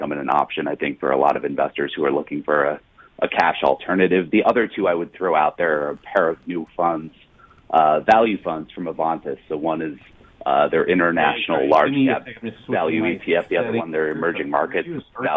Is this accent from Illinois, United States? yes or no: yes; Chicago, Illinois, United States; where I come from, the city of Chicago